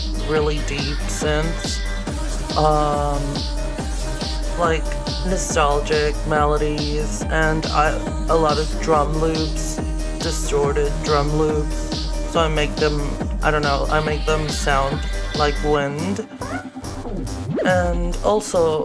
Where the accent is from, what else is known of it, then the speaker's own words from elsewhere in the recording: Chile; I'm from Chile.